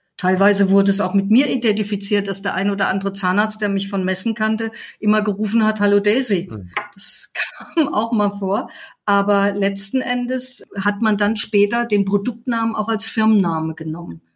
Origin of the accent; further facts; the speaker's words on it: Fulda, Hesse, Germany; also born or lived in Leipzig; now in Heidelberg, Germany; geboren bin ich in Fulda